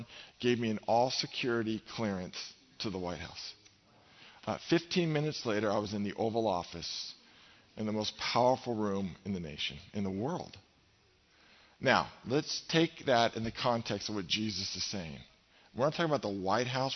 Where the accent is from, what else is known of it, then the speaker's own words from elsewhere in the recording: California, United States; we're from California